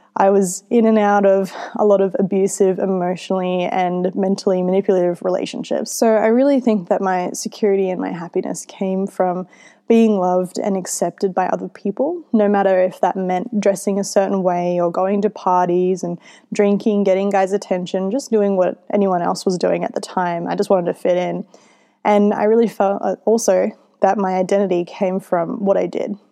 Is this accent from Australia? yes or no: yes; Australia; my mum, who is Filipino, she raised me in Australia